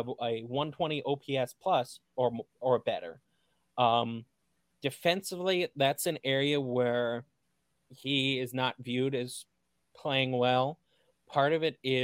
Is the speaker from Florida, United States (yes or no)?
no; Cleveland media market, Ohio, United States; growing up in the Cleveland media market, growing up a fan of the then named Cleveland Indians